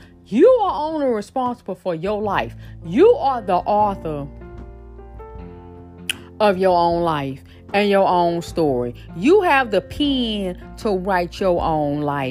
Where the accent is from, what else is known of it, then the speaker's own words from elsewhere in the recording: Shreveport, Louisiana, United States; moved away; Shreveport, Louisiana, stand up. That's my hometown